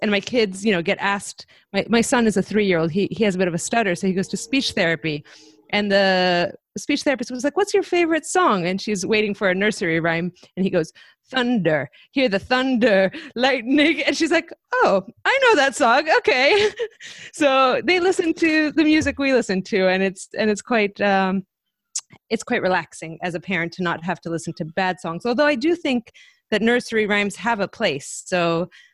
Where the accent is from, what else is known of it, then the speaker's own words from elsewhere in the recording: Greece; moved away; I grew up in Greece